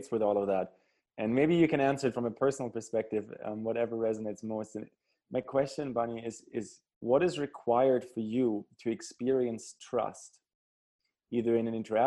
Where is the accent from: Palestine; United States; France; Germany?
Germany; moved away; growing up in Germany, when I grew up in, you know, the late 80s, early 90s